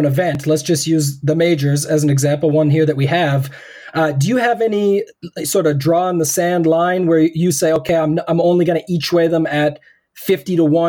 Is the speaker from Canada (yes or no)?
yes; Canada; me being Canadian